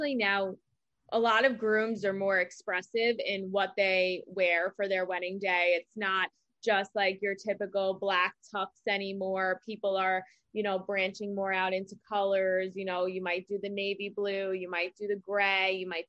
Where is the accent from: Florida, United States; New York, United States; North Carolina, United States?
New York, United States; Long Island; I'm from Long Island